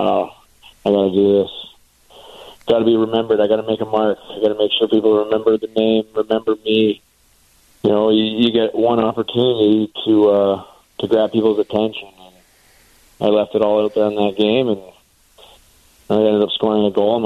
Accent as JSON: {"language": "English", "country": "Canada", "tie": "born or raised there", "said": "being a Canadian kid, I watched a lot of hockey growing up"}